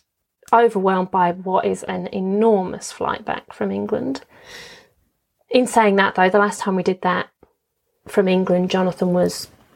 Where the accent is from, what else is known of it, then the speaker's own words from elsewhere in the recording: Dubai, United Arab Emirates; I was brought up in Dubai, but I wouldn't consider Dubai my home. My parents weren't from there. My family wasn't there.